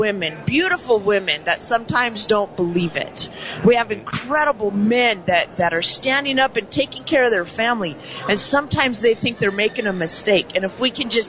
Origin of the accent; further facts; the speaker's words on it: Utah, United States; moved away; I'm from Utah originally